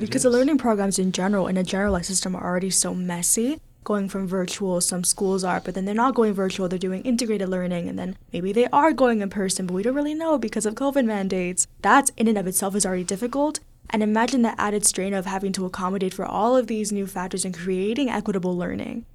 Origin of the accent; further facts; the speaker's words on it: South Texas, United States; also born or lived in Mexico; now in Pittsburgh, United States; I moved to South Texas when I was very young